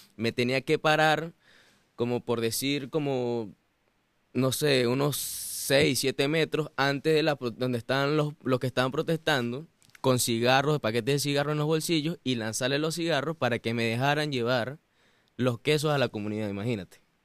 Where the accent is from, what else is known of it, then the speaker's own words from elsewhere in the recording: Mérida, Venezuela; moved away as an adult; now in United States; Yo soy de Venezuela, en una ciudad mm, hermosa que se llama Mérida. Y, mm, bueno, famosamente los gochos, ¿no? Somos gochos, los gochos